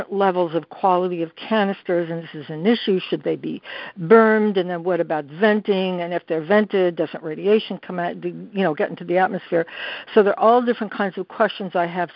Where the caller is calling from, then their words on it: New York City, New York, United States; I'm calling from New York City